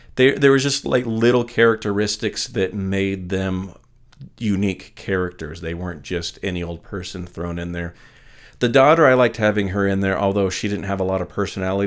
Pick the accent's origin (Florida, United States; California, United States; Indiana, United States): California, United States; Northern; I went to a really small school in Northern California. This is before high school